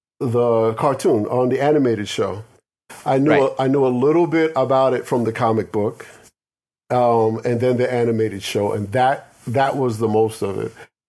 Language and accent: English; New York City, New York, United States; also born or lived in Syracuse, New York; I'm a straight up New York guy. I'm a straight up Brooklyn Bronx guy